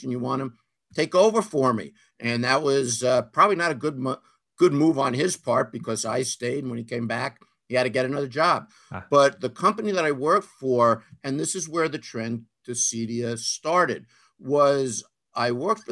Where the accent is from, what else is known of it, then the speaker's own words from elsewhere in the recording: Long Island, New York, United States; moved away as an adult; now in Los Angeles, United States; I grew up on Long Island